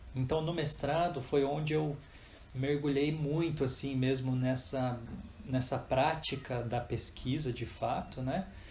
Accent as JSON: {"language": "Portuguese", "town": "Jacareí", "region": "São Paulo", "country": "Brazil", "tie": "born or raised there", "said": "eu também sou do Vale do Paraíba, né? E sou nascido em Jacareí"}